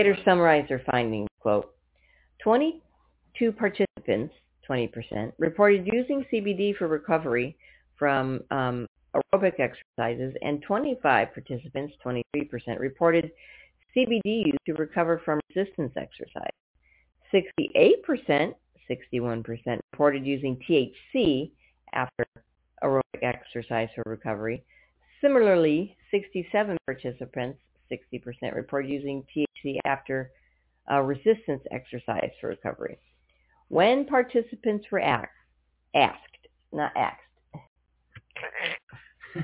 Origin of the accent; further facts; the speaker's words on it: United States; We're American